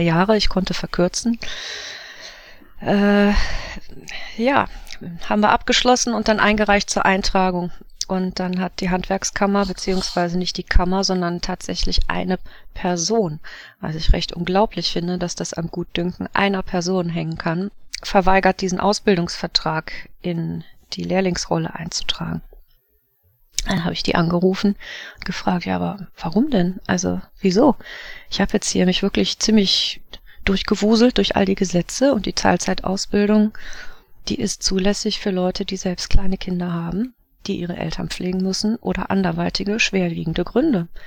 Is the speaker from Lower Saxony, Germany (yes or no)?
no; Wuppertal, North Rhine-Westphalia, Germany; also born or lived in Swabia; ich komme aus Wuppertal